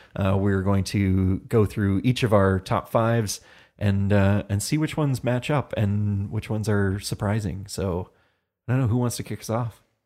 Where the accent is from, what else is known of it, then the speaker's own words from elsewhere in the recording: Hamilton, Ontario, Canada; I am from Hamilton, Ontario